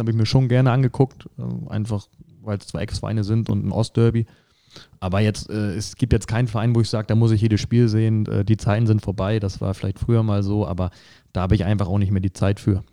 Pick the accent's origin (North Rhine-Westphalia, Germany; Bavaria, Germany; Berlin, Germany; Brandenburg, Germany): Brandenburg, Germany; northern; moved away as an adult; now in Saarland, Germany; ich komme aus Nordbrandenburg, ähm, haben da einen Großteil äh, unseres Lebens verbracht